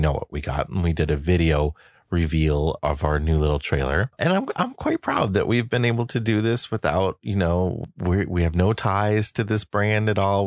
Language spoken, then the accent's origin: English; United States; moved away; we come to you from the Quad Cities, as it's affectionately called, my hometown area.